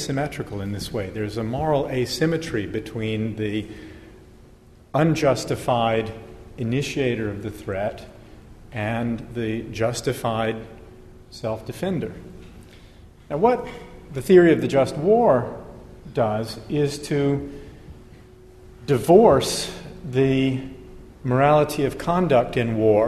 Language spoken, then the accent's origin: English; United States; I'm American